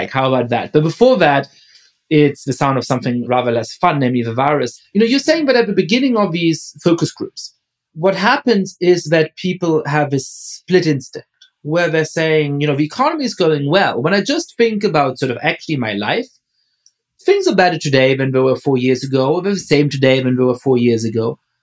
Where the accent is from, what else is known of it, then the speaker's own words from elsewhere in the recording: Germany; also born or lived in England; now in United States; growing up in Germany